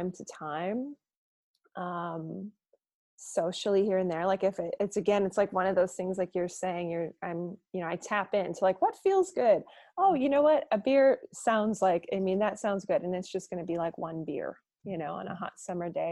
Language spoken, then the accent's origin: English; Wisconsin, United States; moved away as an adult; also born or lived in Portland; being that I'm from Wisconsin, it's very strong drinking culture here. And I grew up drinking pretty young